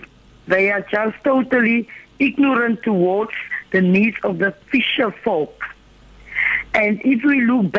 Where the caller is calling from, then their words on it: Doringbaai, Western Cape, South Africa; from Durham by the West Coast.